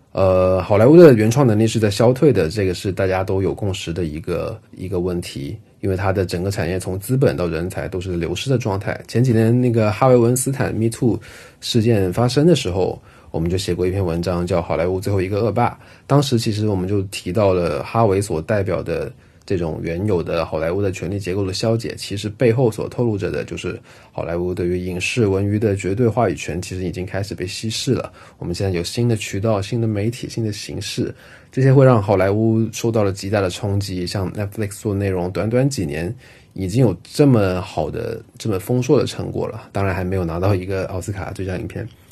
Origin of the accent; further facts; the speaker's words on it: China; 像我们这一代八零后、九零后的中国人